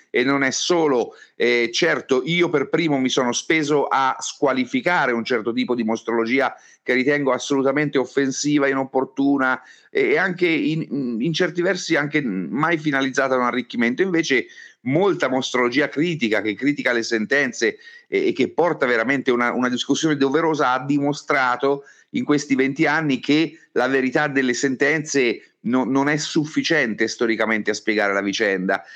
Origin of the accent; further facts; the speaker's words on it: Florence, Tuscany, Italy; Io sono nato a Firenze, quindi, mm, ci ho vissuto dentro